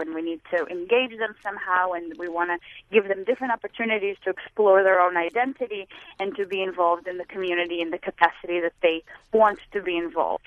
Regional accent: Israel; moved away; I grew up in Israel

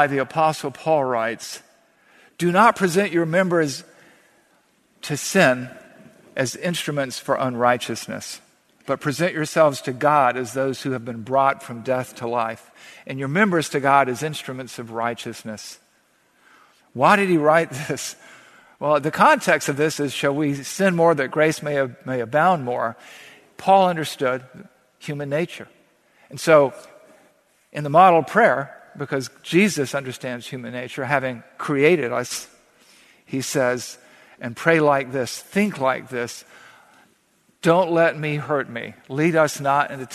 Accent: the South, United States; growing up in the South

